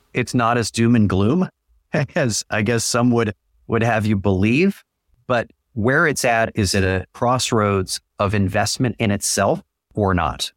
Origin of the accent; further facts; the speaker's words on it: San Francisco, California, United States; moved away as an adult; also born or lived in Syracuse / Buffalo / Detroit / Raleigh; I went back to my hometown, did K one oh one